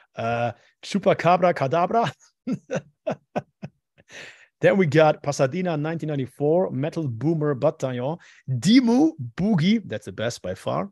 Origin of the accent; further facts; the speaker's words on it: Madrid, Community of Madrid, Spain; I was born in Madrid